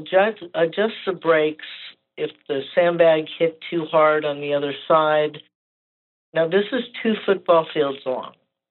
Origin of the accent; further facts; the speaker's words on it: north of L.A., California, United States; I was raised in California, north of L.A., about 30 miles